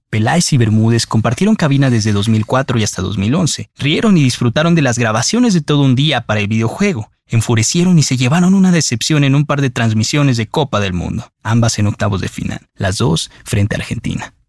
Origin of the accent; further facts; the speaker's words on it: Mexico; así somos los mexicanos, unos guerreros